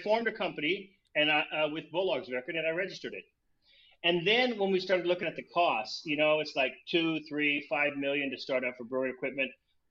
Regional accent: United States; moved away as an adult; also born or lived in Paris, France / Copenhagen, Denmark / Malmö, Sweden; me as an American

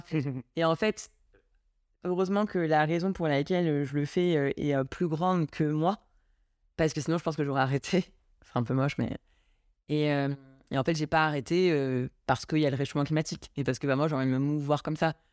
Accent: Deauville, Normandy, France; T'as grandi où En Normandie, à Deauville.

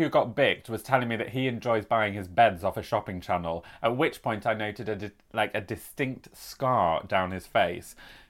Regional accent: United Kingdom; accent: British; Nancy soon detected my British accent

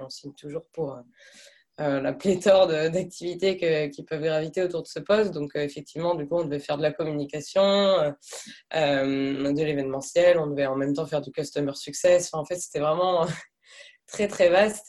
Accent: France; moved away as an adult; also born or lived in Lille / Canada; je suis française, j'ai 28 ans

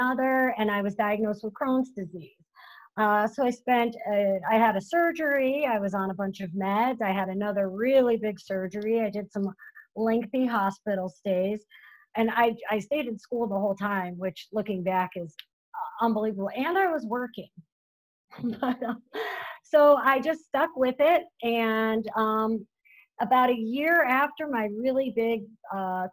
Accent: Florida, United States; also born or lived in Hawaii; now in Buffalo, United States; I grew up in Florida

